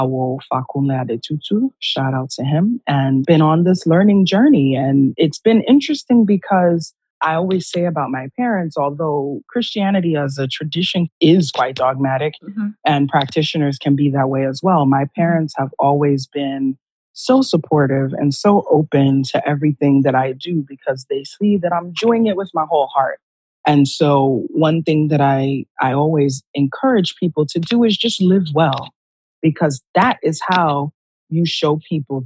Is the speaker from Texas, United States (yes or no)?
no; New York City, New York, United States; growing up in New York City